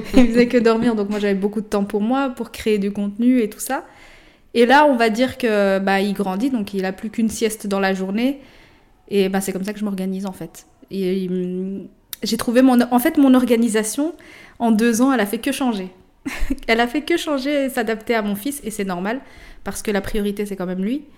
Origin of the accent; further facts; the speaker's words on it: Morocco; je suis marocaine, mon mari est congolais